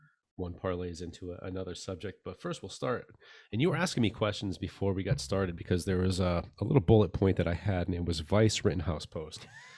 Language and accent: English; United States; Like, well, I'm an American